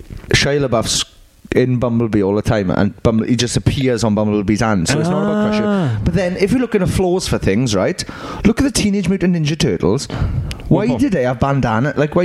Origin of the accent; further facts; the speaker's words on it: Wales, United Kingdom; I'm Welsh